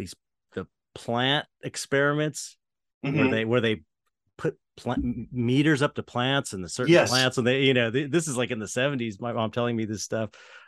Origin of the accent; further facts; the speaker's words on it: San Pedro, California, United States; San Pedro, California.